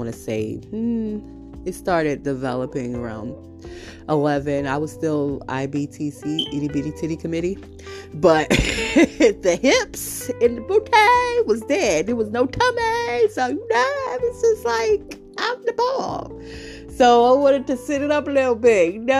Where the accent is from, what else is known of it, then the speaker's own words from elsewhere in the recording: New York City, New York, United States; also born or lived in Brooklyn; I'm traveling from Harlem at this time. Remember, I shifted. I'm no longer in Brooklyn. I moved households